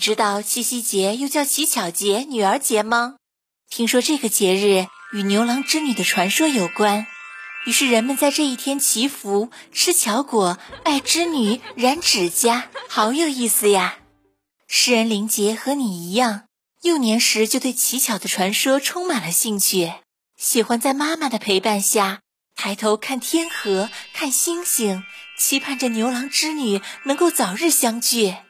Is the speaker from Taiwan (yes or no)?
no; China; 传统节日对于我们中国人来说是非常重要的。